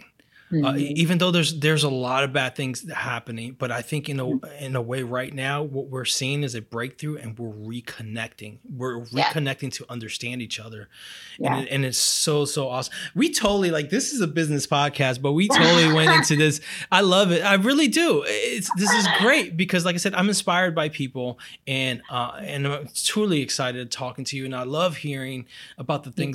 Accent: Brazil; moved away; I'm from Brazil

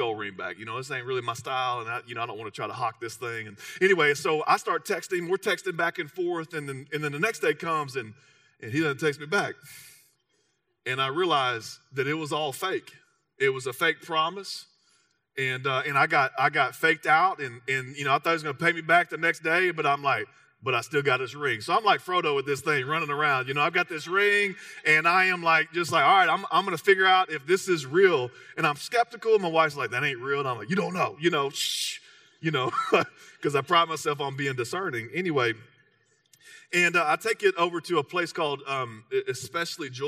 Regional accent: Texas, United States; I'm from Texas, so you can carry a little Spanish.

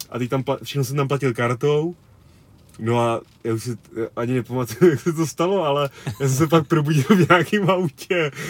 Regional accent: Czechia; jsem z České republiky

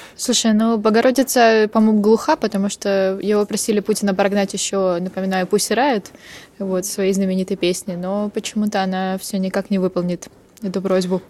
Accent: Ukraine; я из Украины.

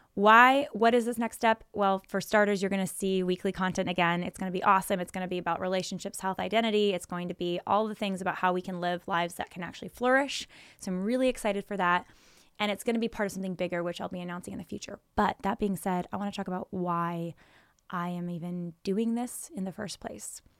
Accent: Silicon Valley, California, United States; growing up in Silicon Valley, California

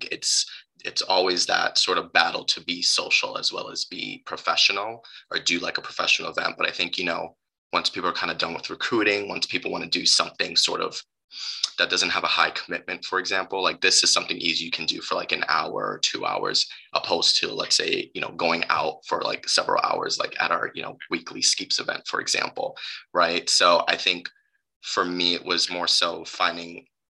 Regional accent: New York City, New York, United States; moved away as an adult; now in Ann Arbor, United States; I am from New York City

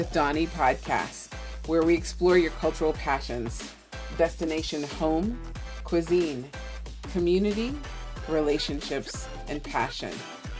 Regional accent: Costa Rica; also born or lived in Trinidad and Tobago; So as listeners know, I'm from Costa Rica and Trinidad.

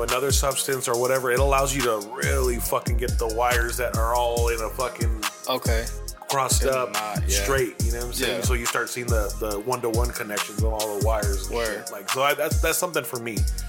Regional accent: Midvale, Utah, United States; I grew up in Midvale, so that was my home school right there.

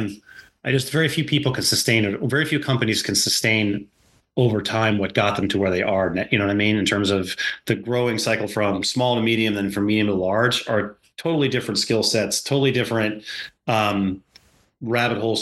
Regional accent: North Dakota, United States; now in Virginia Beach, United States; I grew up in North Dakota

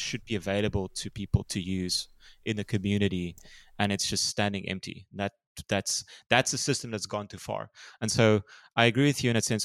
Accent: small town just outside Cape Town, Western Cape, South Africa; growing up in South Africa, you know, I grew up in a small town

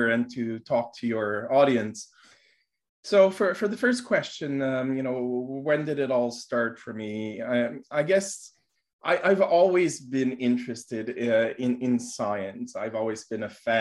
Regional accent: Montreal, Quebec, Canada; I'm born in Montreal. I was raised in Montreal

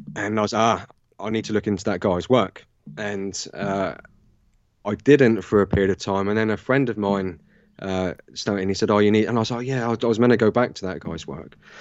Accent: Southampton, South East England, United Kingdom; Southern England, uh, Southampton in the U K.

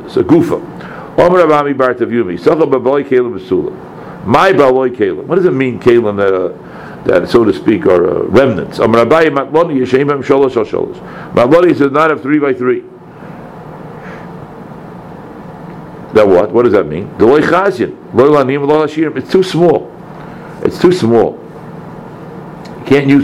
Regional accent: Brookline, Massachusetts, United States; we were growing up in Brookline

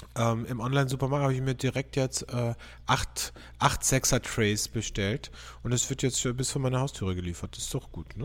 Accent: Austria; bei uns in Österreich

